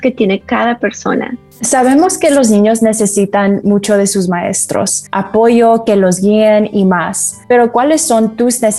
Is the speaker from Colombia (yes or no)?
yes; Colombia; now in Las Vegas, United States; Yo, siendo quien soy, colombiana